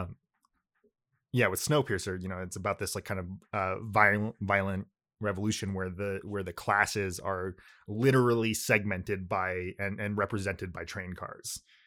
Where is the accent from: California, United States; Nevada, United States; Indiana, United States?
California, United States; first language Japanese; English is a second language; I grew up in California, but, uh, like, you know, in, like, a Japanese community